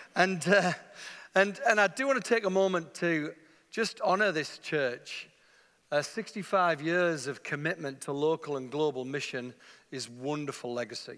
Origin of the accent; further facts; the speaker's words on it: England, United Kingdom; I'm from England, you can tell already.